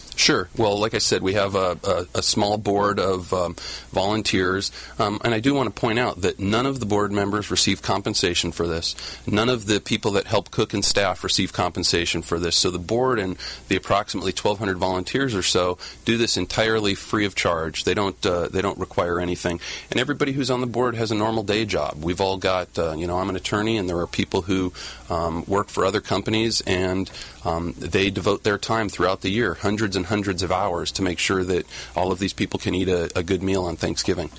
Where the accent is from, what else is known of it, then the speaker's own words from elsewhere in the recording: Orange County, Southern California, United States; also born or lived in Washington, D.C.; I'm practicing in Orange County where I grew up